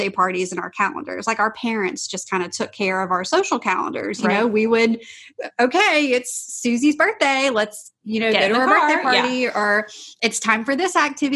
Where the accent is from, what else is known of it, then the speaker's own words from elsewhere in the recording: Louisiana, United States; I'm from Louisiana